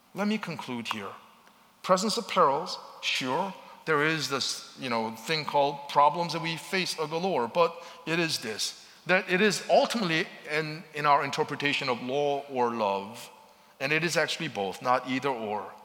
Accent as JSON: {"language": "English", "region": "Seoul", "country": "South Korea", "tie": "born or raised there", "moved": "yes", "said": "growing up in Seoul, Korea"}